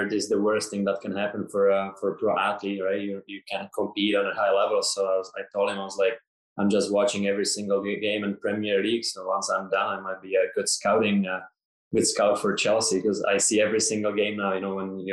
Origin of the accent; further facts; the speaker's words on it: Ostrava, Moravian-Silesian Region, Czechia; now in Toronto, Canada; I grew up in Ostrava, a small town from like a small village near Ostrava